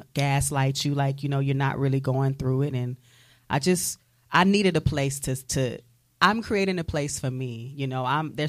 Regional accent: Jennings, Louisiana, United States; moved away as an adult; now in Pensacola, United States; I'm from Jennings, Louisiana. That's like, you know, the center of the heel of the boot. So it's like, you know, Southwest Louisiana. And I've been in Pensacola for about 10 and a half years.

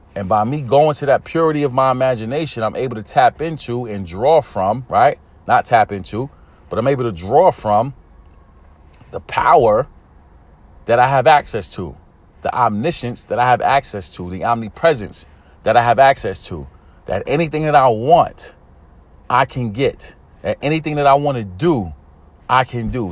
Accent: New York City, New York, United States; I'm from Brooklyn, New York. I'm from East New York. Inner city community

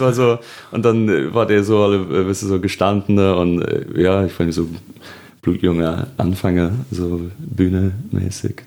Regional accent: Birkenhead, North West England, United Kingdom; accent: Scouse; German is a second language; moved away as an adult; now in Germany; Birkenhead und dann Babington bei Birkenhead bei Liverpool

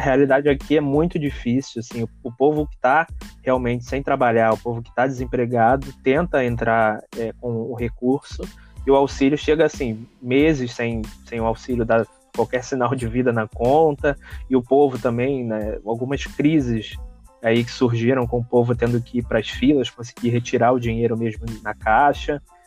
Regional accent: Rio de Janeiro, Brazil; now in Niterói, Brazil; morei minha vida toda no Rio

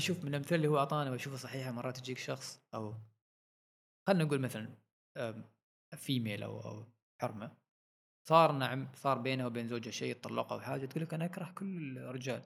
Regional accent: Oman; نحن عندنا في عمان

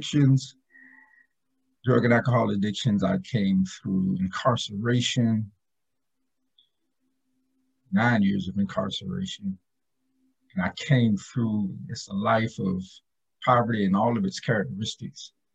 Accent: Tifton, Georgia, United States; I was born in Tifton, Georgia, which is about 2.5 hours south of Atlanta. And I'm just a good old Southern country boy

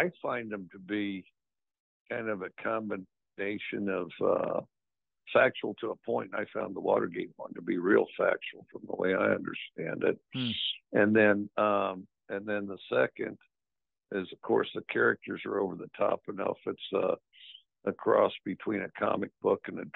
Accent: Wyoming, United States; moved away; also born or lived in Sheridan, Wyoming; I went to Wyoming, and I'm from Wyoming

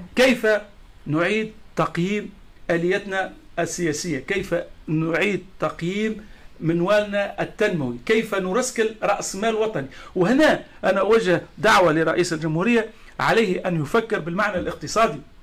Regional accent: Tunisia

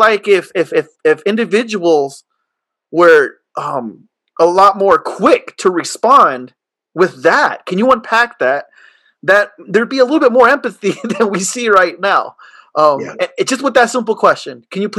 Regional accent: Chula Vista, California, United States; I was born and raised in Chula Vista. I'm a Hispanic young male.

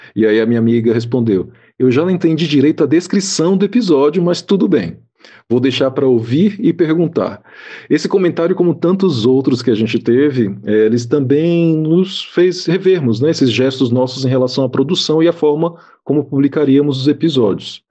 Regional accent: Salvador, Bahia, Brazil; um bairro da cidade de Salvador, é a cidade de onde eu sou também, né, então conheço bastante aquele bairro

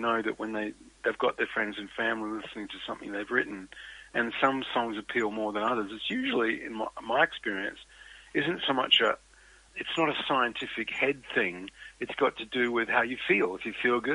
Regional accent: Australia; as an Australian

